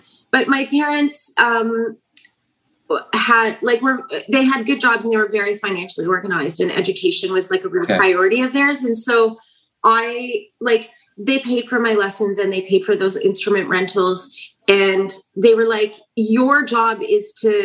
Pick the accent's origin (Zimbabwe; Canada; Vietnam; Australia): Canada; Brandon, Manitoba; now in Prince Edward Island, Canada; I grew up in Brandon